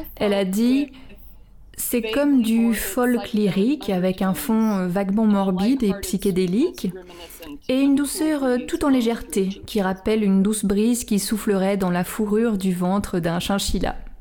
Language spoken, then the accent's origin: French; Silver City, New Mexico, United States; moved away; also born or lived in Portland; j'ai grandi à Silver City